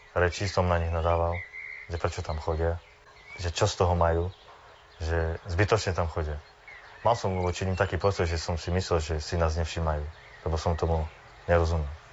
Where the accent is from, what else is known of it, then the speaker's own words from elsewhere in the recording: Čičava, Prešov Region, Slovakia; pochádzam z Čičavy, som ženatý, mám dve deti.